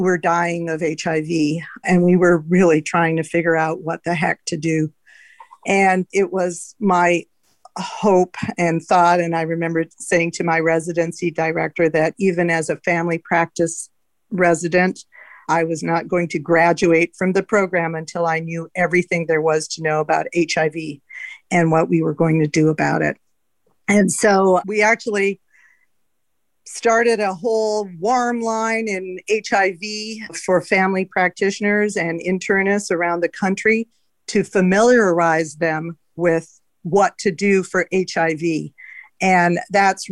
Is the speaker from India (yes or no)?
no; Canada; also born or lived in Los Angeles, United States; now in San Francisco, United States; I'm Canadian, so I went to medical school in Canada